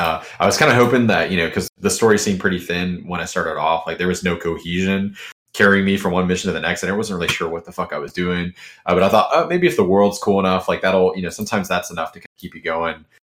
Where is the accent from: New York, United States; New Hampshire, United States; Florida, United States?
Florida, United States; Jacksonville; from Jacksonville, Florida.